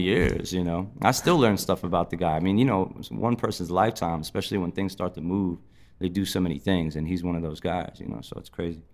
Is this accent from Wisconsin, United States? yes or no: no; Passaic, New Jersey, United States; moved away as an adult; also born or lived in Philadelphia / New York; I was born in Passaic, New Jersey, and, uh, grew up pretty much mainly in New Jersey